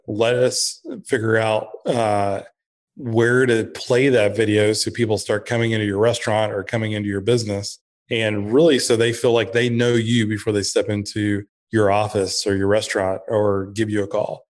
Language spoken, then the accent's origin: English; Blue Ridge, Georgia, United States; also born or lived in Texas; I grew up in Blue Ridge, Georgia, in the mountains